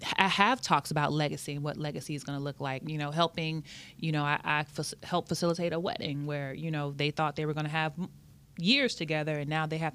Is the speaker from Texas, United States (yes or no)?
yes; Austin, Texas, United States; moved away as an adult; also born or lived in San Antonio, Texas; I'm originally from Austin, Texas. That's where all my family is from. I moved to San Antonio to go to UTSA